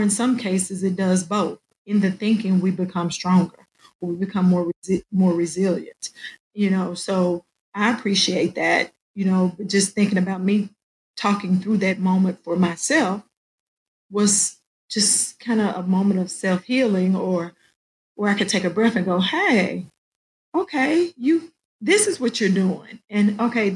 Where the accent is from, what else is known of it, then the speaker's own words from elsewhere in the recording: Arkansas, United States; moved away as an adult; now in Fayetteville, United States; I was in a small district, my hometown